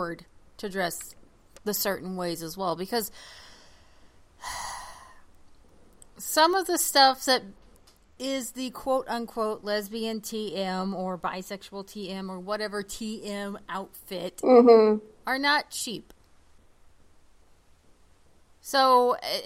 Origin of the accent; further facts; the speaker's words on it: Oklahoma, United States; I grew up in Oklahoma